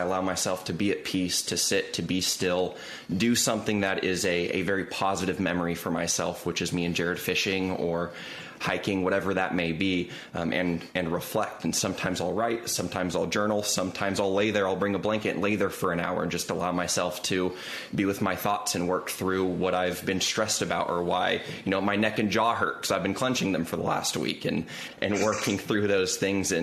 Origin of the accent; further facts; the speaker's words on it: Southern California, United States; moved away; growing up in SoCal